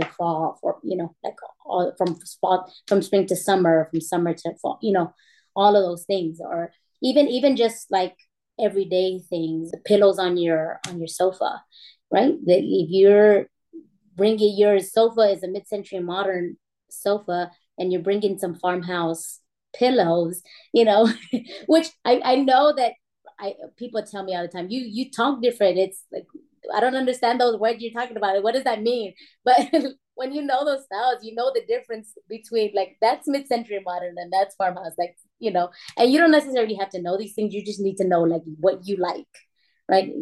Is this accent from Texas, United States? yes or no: yes; San Antonio, Texas, United States; I am from San Antonio, Texas